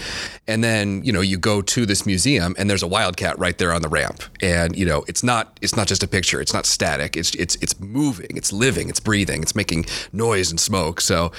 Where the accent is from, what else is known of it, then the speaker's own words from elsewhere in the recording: Kalamazoo, Michigan, United States; moved away; I'm from Kalamazoo, Michigan, originally.